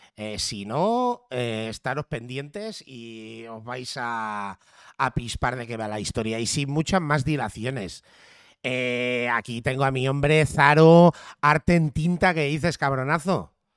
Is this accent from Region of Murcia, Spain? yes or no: no; Catalonia, Spain; si en algo nos parecemos los catalanes y los gallegos es que por defecto nacemos con dos idiomas